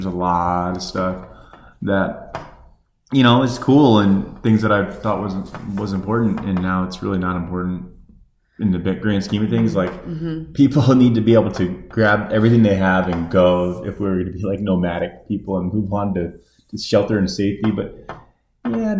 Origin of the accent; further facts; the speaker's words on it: Arizona, United States; growing up in Arizona